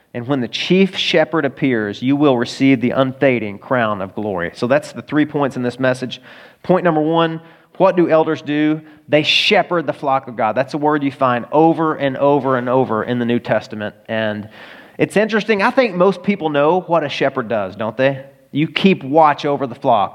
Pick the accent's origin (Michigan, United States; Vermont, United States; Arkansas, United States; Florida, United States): Arkansas, United States; I'm from Arkansas